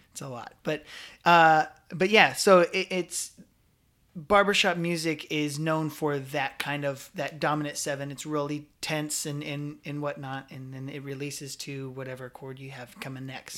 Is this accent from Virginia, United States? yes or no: no; Scottsbluff, Nebraska, United States; also born or lived in Omaha, Nebraska; I grew up in Scottsbluff, Nebraska, but I moved to Omaha, Nebraska when I was a freshman in high school